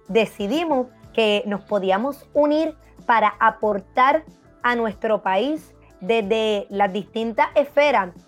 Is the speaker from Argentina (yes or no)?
no; Ponce, Puerto Rico; una joven ponceña eh, obviamente nací aquí en Puerto Rico, que tiene muchas ganas de servir